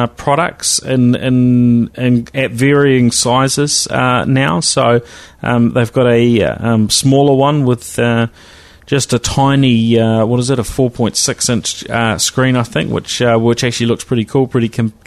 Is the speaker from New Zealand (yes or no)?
yes; New Zealand; accent: Kiwi; my Kiwi accent